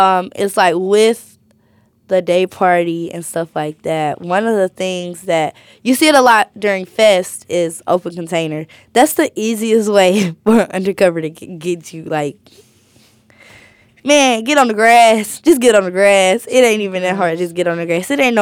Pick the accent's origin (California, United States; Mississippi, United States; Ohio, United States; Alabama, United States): Alabama, United States; Birmingham; I think that's like, and I'm from Birmingham.